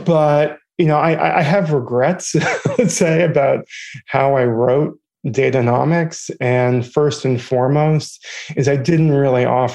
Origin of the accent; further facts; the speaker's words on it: Boston, Massachusetts, United States; now in New York, United States; I live in New York. I'm originally from Boston.